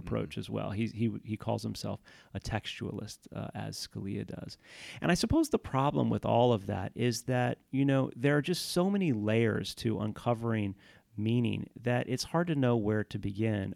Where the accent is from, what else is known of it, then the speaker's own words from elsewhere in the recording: Houston, Texas, United States; I grew up in Houston, Texas